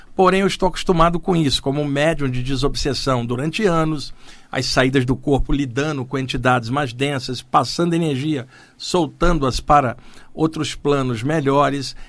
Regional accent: Rio de Janeiro, Brazil; moved away as an adult; now in São Paulo, Brazil; nos anos que eu cresci e morei no Rio de Janeiro

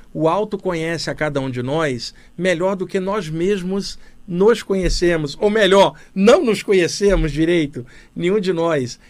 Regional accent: Rio de Janeiro, Brazil; moved away as an adult; now in São Paulo, Brazil; Cresci no Rio de Janeiro, cidade grande, vivi até os 28 anos lá e depois me mudei para São Paulo. Estou aqui há 33 anos, aqui em São Paulo.

